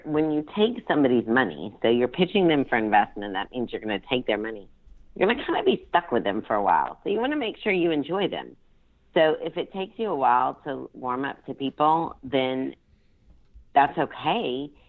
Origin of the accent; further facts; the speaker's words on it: Baton Rouge, Louisiana, United States; born there; Well, I was born in Baton Rouge, Louisiana, so I am a Southern woman